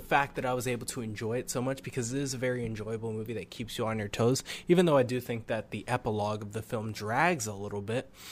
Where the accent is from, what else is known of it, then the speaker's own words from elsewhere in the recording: New England, United States; I'm from New England